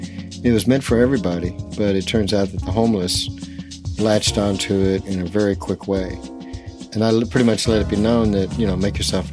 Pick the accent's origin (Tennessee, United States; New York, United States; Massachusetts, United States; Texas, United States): Tennessee, United States; Memphis; moved away; also born or lived in Los Angeles; originally I'm from Memphis.